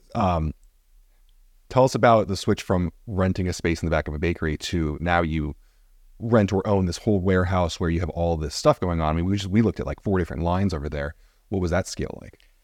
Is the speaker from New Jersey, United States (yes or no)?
yes; New Jersey, United States; I'm from Jersey